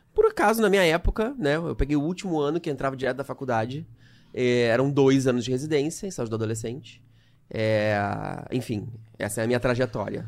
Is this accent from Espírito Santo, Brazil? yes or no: no; Canoas, Rio Grande do Sul, Brazil; moved away as an adult; now in Rio de Janeiro, Brazil; Eu, eu morei a minha vida inteira em Canoas, aqui do lado de Porto Alegre, no Rio Grande do Sul